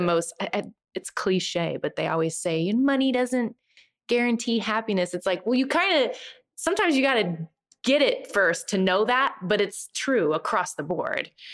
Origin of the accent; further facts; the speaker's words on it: Nebraska, United States; moved away as an adult; also born or lived in Boston; I'm from Nebraska